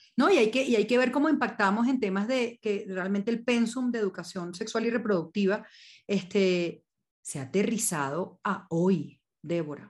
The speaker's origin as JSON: {"language": "Spanish", "country": "Venezuela", "moved": "as an adult", "lives_now": "Colombia", "said": "yo soy venezolana, tengo 14 años ya en, Colombia"}